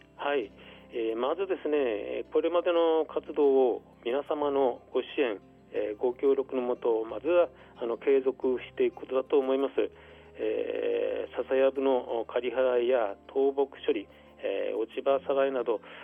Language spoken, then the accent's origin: Japanese; Utsunomiya, Tochigi, Japan; 合併される前上川内町の出身